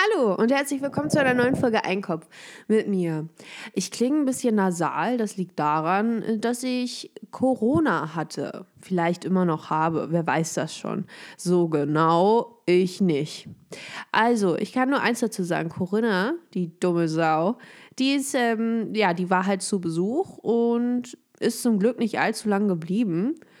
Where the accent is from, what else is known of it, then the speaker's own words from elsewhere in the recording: Germany; ich bin hier mit meiner Heimatstadt